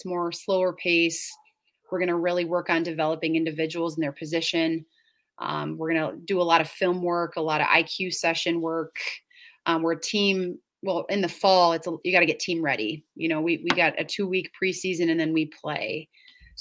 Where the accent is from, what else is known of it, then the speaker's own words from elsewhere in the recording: suburbs of Chicago, Illinois, United States; now in Stevens Point, United States; I grew up in Illinois. I grew up in the suburbs of Chicago